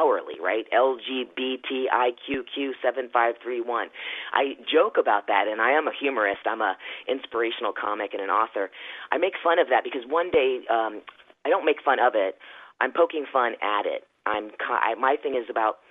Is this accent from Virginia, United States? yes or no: yes; rural Virginia, United States; moved away; also born or lived in Philippines / Los Angeles; I was in rural Virginia in the 70s and 80s